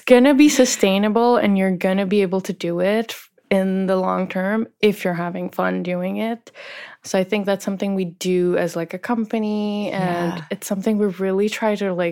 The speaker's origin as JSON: {"language": "English", "country": "India", "said": "I'm from India"}